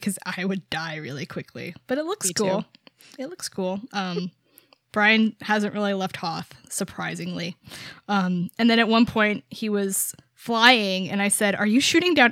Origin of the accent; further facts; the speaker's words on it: New York, United States; I'm from New York